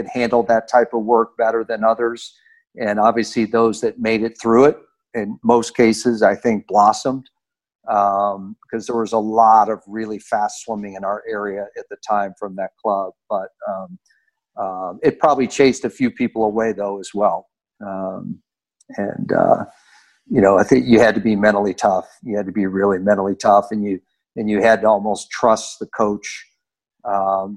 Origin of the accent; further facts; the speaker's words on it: Louisville, Kentucky, United States; I was from Louisville, Kentucky